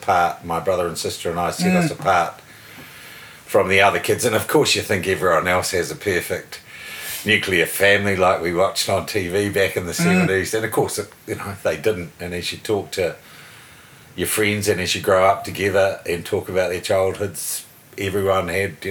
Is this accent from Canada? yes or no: no; Porirua, Wellington, New Zealand; also born or lived in Plimmerton; I grew up in Porirua.